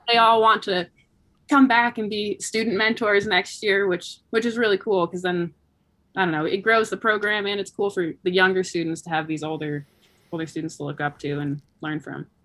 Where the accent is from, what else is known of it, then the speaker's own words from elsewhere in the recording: Anchorage, Alaska, United States; also born or lived in Bellingham, Washington; I, I was born there and grew up